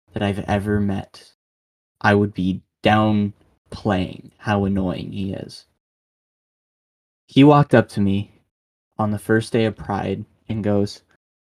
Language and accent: English; Michigan, United States; I'm from Michigan. I live in Michigan